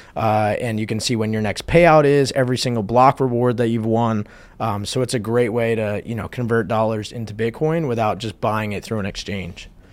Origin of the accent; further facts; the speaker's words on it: New Jersey, United States; moved away; my hometown in New Jersey